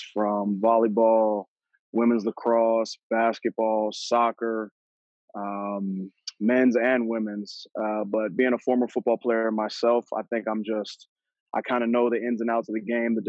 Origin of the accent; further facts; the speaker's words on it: Wake Forest, North Carolina, United States; also born or lived in Boston, Massachusetts / Virginia; So I moved to Wake Forest, North Carolina, in 2005. So I was originally born in Boston, Massachusetts, but, you know, I've been here longer than I was up there